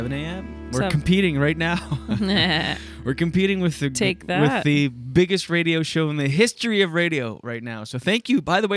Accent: New Brunswick, Canada; moved away; I'm homesick from New Brunswick. I'm missing my friends and my family

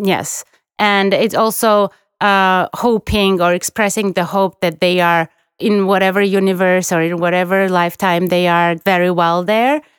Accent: Guria, Georgia; now in Tbilisi, Georgia; I'm from Guria, we don't typically go to Guria region in Easter and we stay in Tbilisi

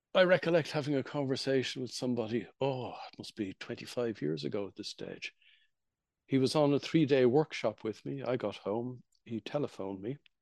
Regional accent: Ireland; I was growing up in Ireland in the 1960s

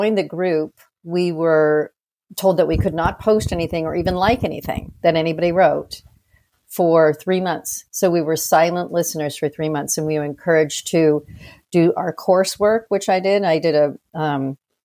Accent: United States; being born and raised in the United States

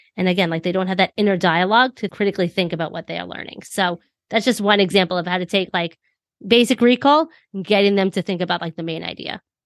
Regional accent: New York, United States; I'm from New York

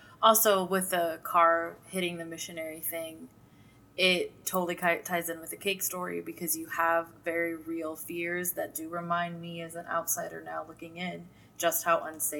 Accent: Fresno, California, United States; I'm from Fresno.

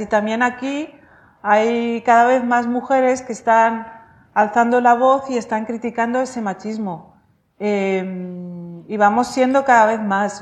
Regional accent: Vic, Catalonia, Spain; also born or lived in Rif, Morocco; nací en el RIF

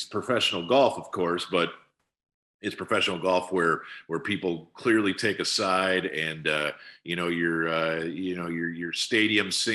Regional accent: Wisconsin, United States; now in Dallas, United States; my homeland of Wisconsin

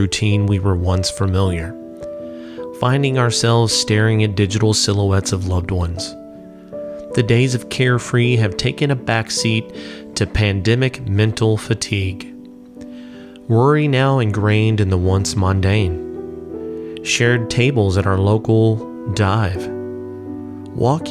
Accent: Louisville, Kentucky, United States; my hometown, Louisville, Kentucky

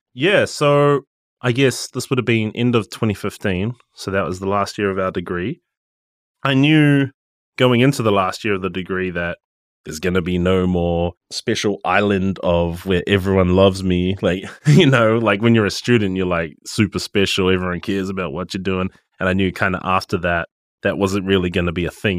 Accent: Gisborne, New Zealand; moved away as an adult; now in Auckland, New Zealand; I'm, I'm from Gisborne

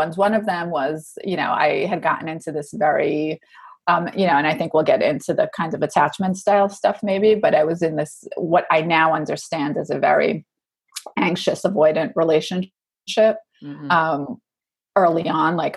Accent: New York, United States; I'm a New Yorker

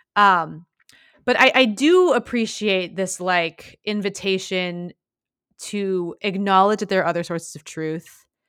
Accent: Midwest, United States; I grew up in the Midwest in the late nineties

